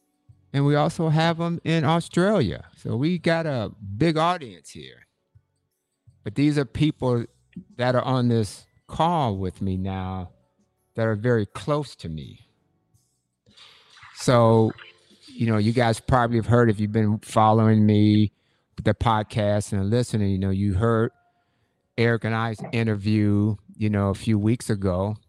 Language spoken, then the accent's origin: English; Michigan, United States; moved away as an adult; also born or lived in Ann Arbor, Michigan; now in Atlanta, United States; we grew up in Michigan, and, you know, we had snow all the time, man.